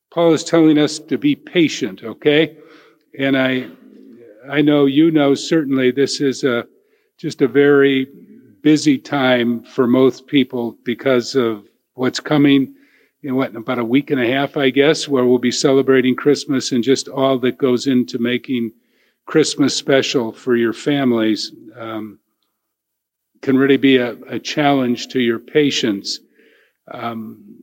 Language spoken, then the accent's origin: English; Elyria, Ohio, United States; I'm from Elyria.